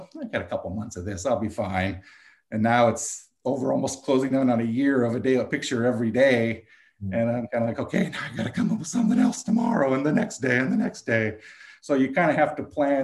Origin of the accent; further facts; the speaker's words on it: Carpinteria, California, United States; also born or lived in Santa Barbara, California; growing up in Carpinteria and living in Santa Barbara